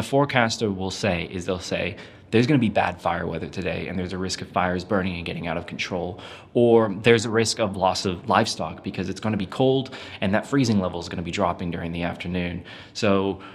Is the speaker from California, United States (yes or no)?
yes; California, United States; now in New Zealand; I grew up in California